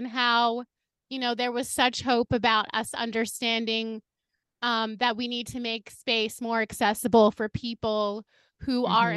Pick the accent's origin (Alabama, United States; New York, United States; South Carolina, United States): New York, United States; New York City; as a New Yorker